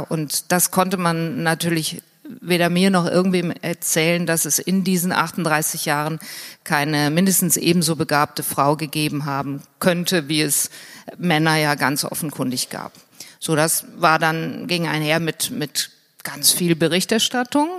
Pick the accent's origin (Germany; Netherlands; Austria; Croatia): Germany; Hürth, North Rhine-Westphalia; ich bin äh, in der Nähe von Köln aufgewachsen, in Hürth